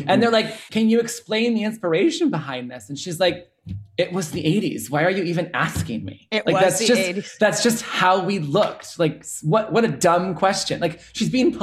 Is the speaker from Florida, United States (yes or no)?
no; Chicago, Illinois, United States; I grew up in the Midwest in Chicago.